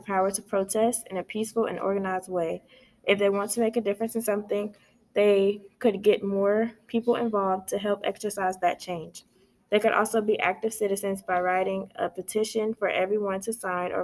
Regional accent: United States; as an American citizen

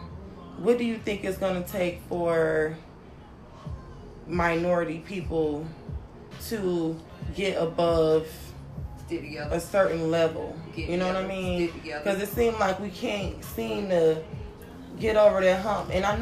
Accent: London, United Kingdom; I came from London.

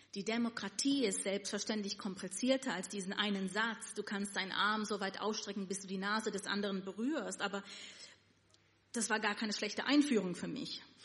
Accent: New York City, New York, United States; first language Yiddish; German is a second language; moved away as an adult; now in Germany; Ich bin in Williamsburg aufgewachsen

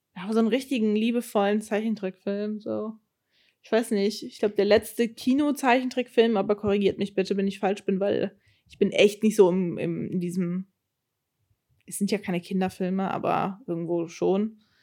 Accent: Germany; accent: German accent in English; wenn ich aber die Aufnahmen höre, höre ich den Akzent schon raus, den Deutschen. Ich glaube, das merkt man gar nicht so als Deutscher

